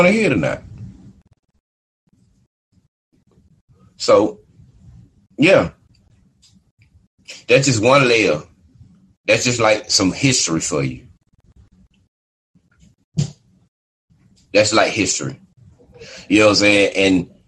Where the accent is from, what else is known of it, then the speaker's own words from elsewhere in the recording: United States; I'm a black man in America. And they say that I'm from African descent.